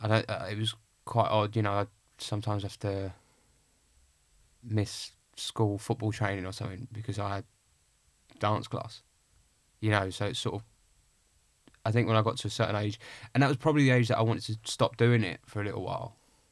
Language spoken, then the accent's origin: English; Clacton, East of England, United Kingdom; In Essex, yeah.